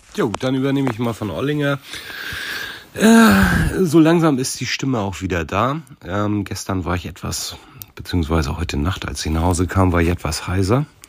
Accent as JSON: {"language": "German", "region": "Hamburg", "country": "Germany", "said": "als Hamburger"}